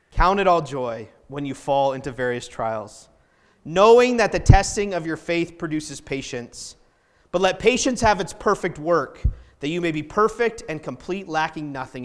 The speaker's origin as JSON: {"language": "English", "region": "New Hampshire", "country": "United States", "tie": "born or raised there", "also_born_or_lived": "Indiana / Colorado", "moved": "as an adult", "lives_now": "Salt Lake City, United States", "said": "I grew up in New Hampshire, and New Hampshire, nobody waves at each other"}